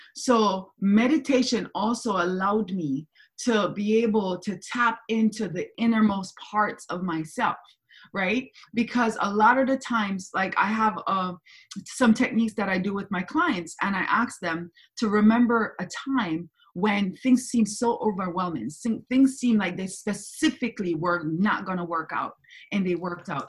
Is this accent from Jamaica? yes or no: yes; Kingston, Jamaica; moved away; I'm from Jamaica, I'm from Kingston, Jamaica. I was born there. My mother's Cuban, my dad's German, but I was born in Kingston, Jamaica. And that's where I spent my whole entire um, upbringing.